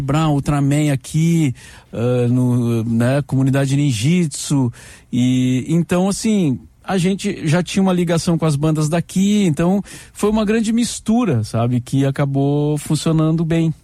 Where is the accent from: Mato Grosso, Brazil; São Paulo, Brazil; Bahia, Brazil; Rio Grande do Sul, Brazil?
Rio Grande do Sul, Brazil; Cachoeira do Sul; moved away as an adult; now in Porto Alegre, Brazil; ouvia a Rádio Guaíba lá em Cachoeira do Sul, né? Minha cidade natal